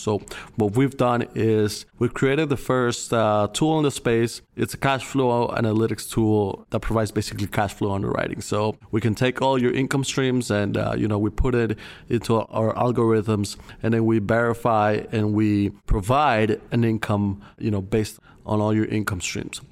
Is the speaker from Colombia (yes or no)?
yes; Colombia; moved away as an adult; now in United States; I'm originally from Colombia. I moved to the States in two thousand fifteen